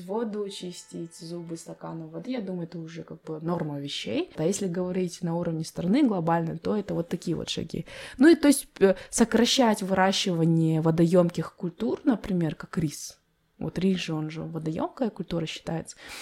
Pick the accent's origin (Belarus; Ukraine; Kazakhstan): Kazakhstan; Я родилась в Майнкуме, в этих песках